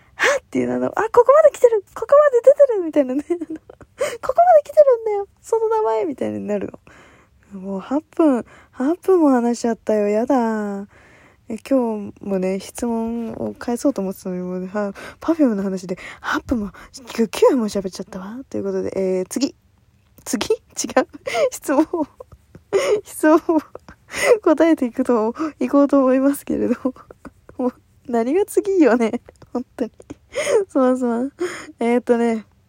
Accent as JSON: {"language": "Japanese", "region": "Kanagawa", "country": "Japan", "tie": "born or raised there", "said": "私の地元のところでは2ちゃんなんだけど、あの、まあ、ちゃんではね TVK ってあの神奈川テレビが流れてるんだけど"}